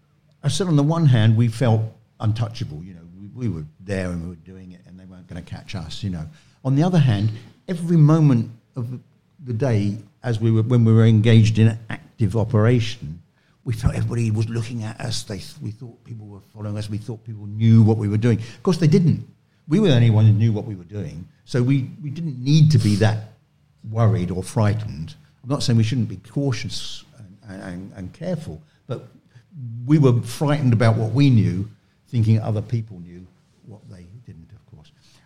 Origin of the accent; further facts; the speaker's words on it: London, United Kingdom; I said, you know, I'm come from London, you're in London.